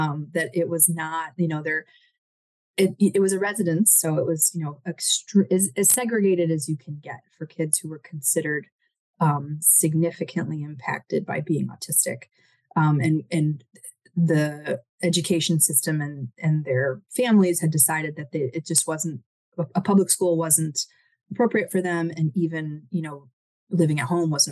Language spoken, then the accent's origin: English; Michigan, United States; moved away as an adult; also born or lived in California; now in Boston, United States; moved from my home state of Michigan to California